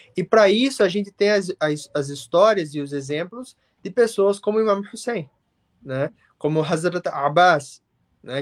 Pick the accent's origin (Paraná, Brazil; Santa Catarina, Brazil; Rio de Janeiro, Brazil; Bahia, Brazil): Paraná, Brazil; Curitiba; also born or lived in England; now in United Kingdom; como um bom curitibano